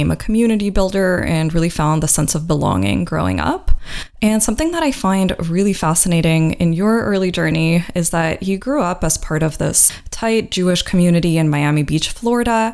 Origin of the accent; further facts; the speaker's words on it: Ukraine; moved away; I grew up in Ukraine, where it was actually really anti-Semitic